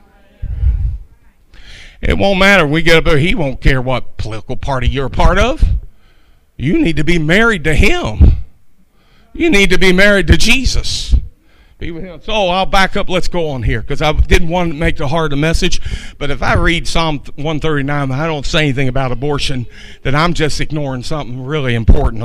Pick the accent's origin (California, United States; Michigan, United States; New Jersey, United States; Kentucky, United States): Kentucky, United States; moved away as an adult; also born or lived in North Dakota; I myself was from Kentucky